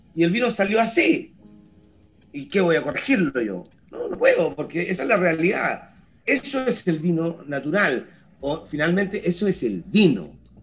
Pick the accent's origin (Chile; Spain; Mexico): Chile; como chileno